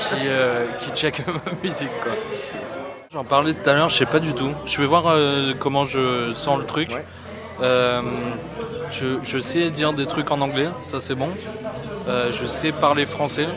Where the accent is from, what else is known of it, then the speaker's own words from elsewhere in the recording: Antibes, Provence-Alpes-Côte d'Azur, France; also born or lived in Dublin; je viens d'Antibes. je suis né à Antibes et ma mère elle est irlandaise de Dublin. Et j'ai beaucoup vécu là-bas